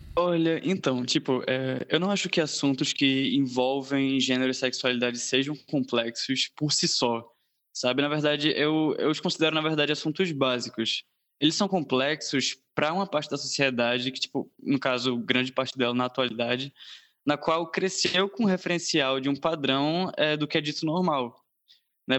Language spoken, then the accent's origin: Portuguese; Brazil; also born or lived in Recife; tenho 19 anos, brasileiro